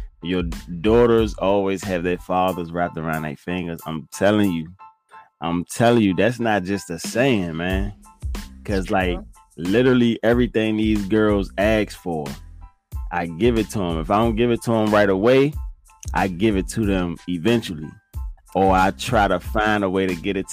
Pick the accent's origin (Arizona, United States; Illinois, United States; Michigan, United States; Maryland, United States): Maryland, United States; Fort Washington; also born or lived in Forestville, Maryland; now in Virginia, United States; I live most of my life in Fort Washington, Maryland